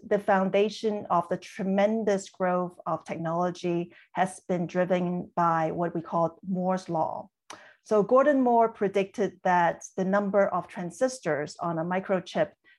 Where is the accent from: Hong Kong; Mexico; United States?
Hong Kong; moved away; I was born and raised in Hong Kong.